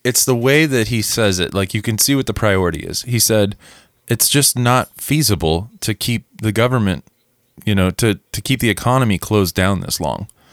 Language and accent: English; Missouri, United States; moved away; we are from Missouri